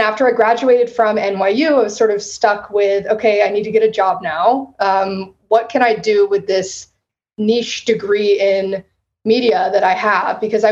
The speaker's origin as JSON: {"language": "English", "town": "San Antonio", "region": "Texas", "country": "United States", "tie": "born or raised there", "also_born_or_lived": "Western Massachusetts / Austin, Texas", "said": "I grew up in San Antonio"}